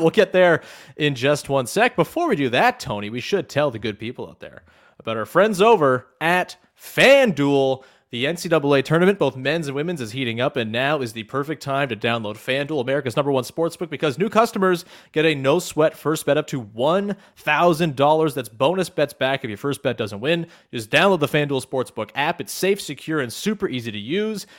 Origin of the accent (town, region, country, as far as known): Canada